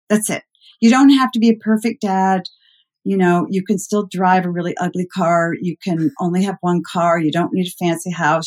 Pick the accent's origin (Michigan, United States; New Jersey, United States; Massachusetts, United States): Massachusetts, United States; Concord; moved away as an adult; also born or lived in Midwest; I grew up uh, outside of Boston in a very mm-hmm. historic mm-hmm. place called Concord, Mass